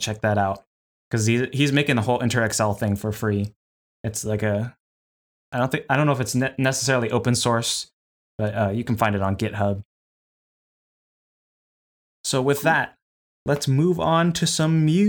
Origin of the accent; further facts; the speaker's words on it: United States; accent: American English; as a American English speaker